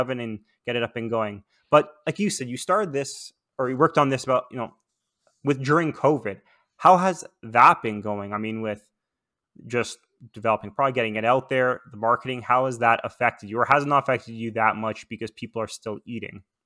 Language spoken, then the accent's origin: English; Toronto, Ontario, Canada; moved away as an adult; also born or lived in Vancouver; when moving to Vancouver, I'm from Toronto, I guess originally or natively